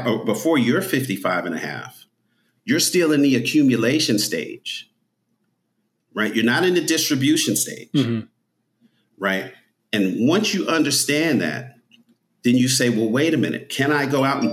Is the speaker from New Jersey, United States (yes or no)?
yes; New Jersey, United States; I grew up in North Jersey, close to New York.